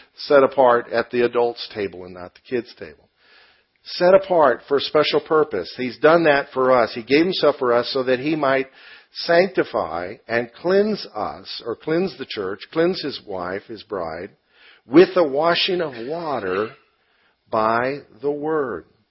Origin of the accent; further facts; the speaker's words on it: United States; I'm an American